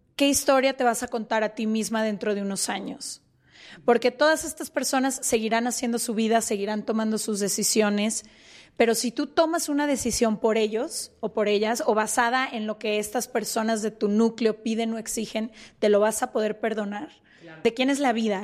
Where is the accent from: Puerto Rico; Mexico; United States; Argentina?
Mexico; Guadalajara, Jalisco; nosotras somos de Guadalajara